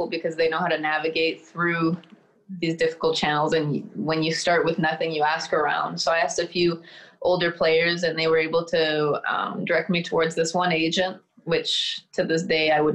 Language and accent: English; Sudbury, Ontario, Canada; moved away as an adult; also born or lived in Iowa; my hometown of Sudbury